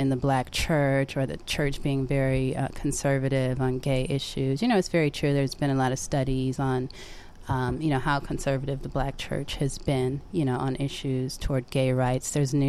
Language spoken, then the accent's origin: English; Bay Area, California, United States; I was born and raised in the Bay Area. I'm glad to be, you know, to have been raised in a diverse environment where I was exposed to the arts.